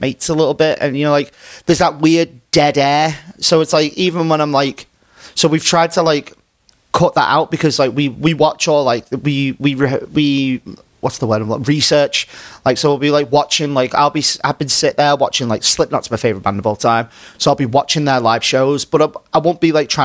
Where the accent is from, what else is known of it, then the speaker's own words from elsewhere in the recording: Runcorn, North West England, United Kingdom; my hometown. So like in Runcorn